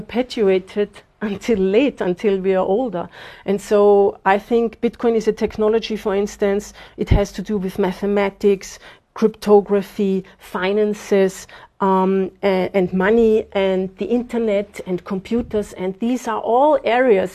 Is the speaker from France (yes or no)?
no; Austria; moved away as an adult; now in Zimbabwe; I was born in Austria, 52 years ago. And so I went to school there, I went to university there, and spent basically my whole life there